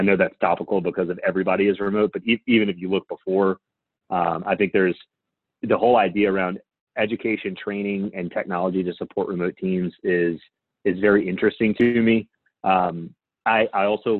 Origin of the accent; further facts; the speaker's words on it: Louisiana, United States; I'm from Louisiana